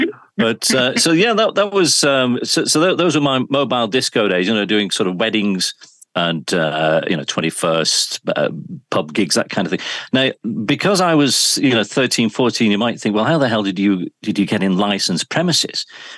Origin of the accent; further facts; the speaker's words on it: Oldham, North West England, United Kingdom; also born or lived in Shaw / Yorkshire; I was born in Oldham. So I'm from Oldham, across the Pennines, and of course spent a great deal of my broadcast life in Yorkshire.